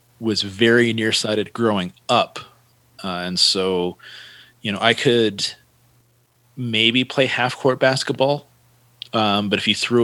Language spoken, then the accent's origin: English; Santa Cruz, California, United States; I was born in Santa Cruz, California